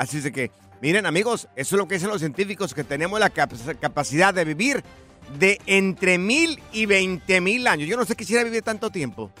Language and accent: Spanish; Mexico; soy de México